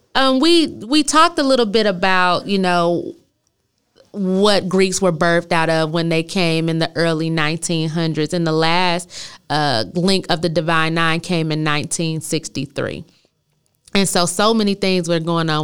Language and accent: English; Flint, Michigan, United States; I'm from Flint, Michigan